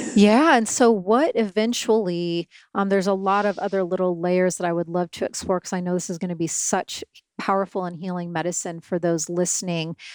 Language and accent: English; Syracuse, Indiana, United States; I come from tiny little town, Syracuse.